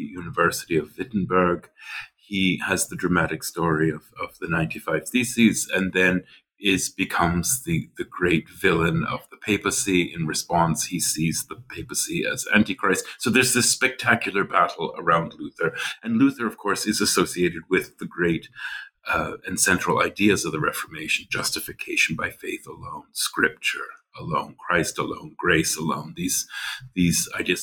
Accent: western prairies of Canada, Canadian Prairies, Canada; moved away as an adult; also born or lived in Nova Scotia, Canada / St Andrews, Scotland / Germany / Switzerland; now in New Haven, United States; I grew up in Canada, uh, the western prairies of Canada

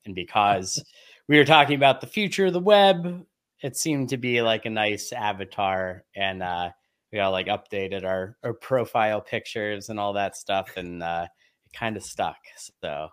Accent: Oil City, Pennsylvania, United States; It all began in a small town called Oil City, Pennsylvania

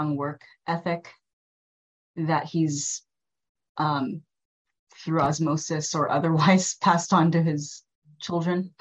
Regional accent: Waianae, Hawaii, United States; first language Tagalog; growing up out in Waianae

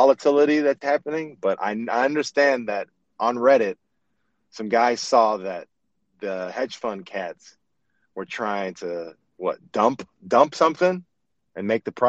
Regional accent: United States; I'm from America.

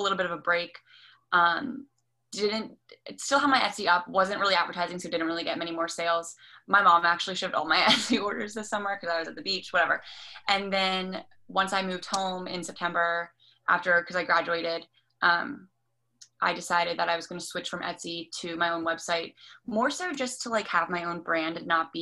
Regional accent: Maryland, United States; I'm 22 and I'm from Maryland. I went to school in Maryland. I just graduated in May. And I also live in Maryland.

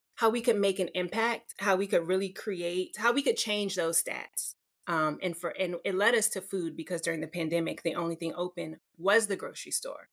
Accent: Maryland, United States; moved away as an adult; now in Los Angeles, United States; I'm from Maryland

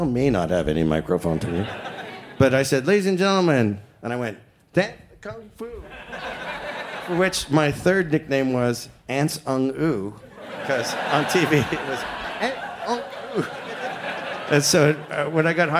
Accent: Toronto, Ontario, Canada; moved away as an adult; also born or lived in Los Angeles; we grew up in government-assisted housing in Scarborough.

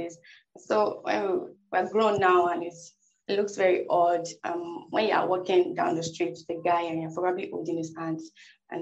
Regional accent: Nigeria; us Nigerians

